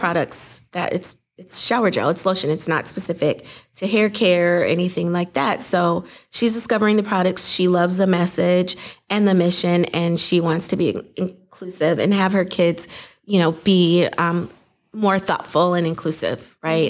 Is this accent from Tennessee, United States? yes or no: no; Saint Paul, Minnesota, United States; I grew up in Saint Paul, Minnesota